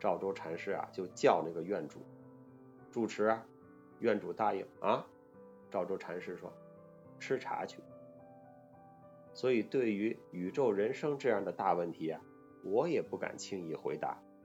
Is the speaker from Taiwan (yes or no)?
no; China; 我们中国人